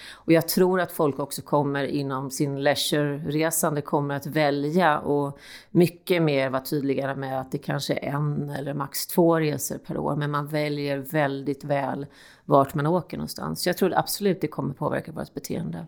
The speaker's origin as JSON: {"language": "Swedish", "town": "Stockholm", "region": "Stockholm County", "country": "Sweden", "said": "vi som stockholmare"}